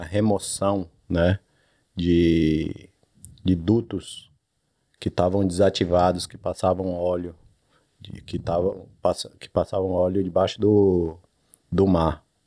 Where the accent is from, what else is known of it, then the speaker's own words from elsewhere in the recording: Salvador, Bahia, Brazil; moved away as an adult; also born or lived in Sydney; now in Perth, Australia; sou do Nordeste, Salvador, Bahia.